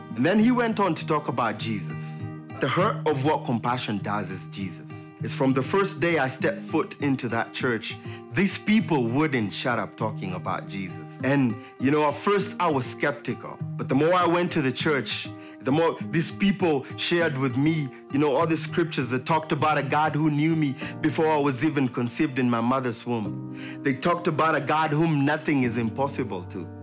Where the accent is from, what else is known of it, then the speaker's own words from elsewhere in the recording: Kenya; moved away; I was born in Kenya